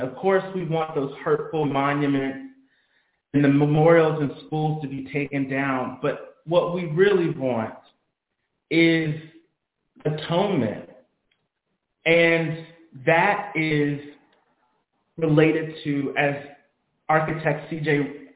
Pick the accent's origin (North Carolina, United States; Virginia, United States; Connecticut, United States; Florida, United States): Virginia, United States; the capital city of my home state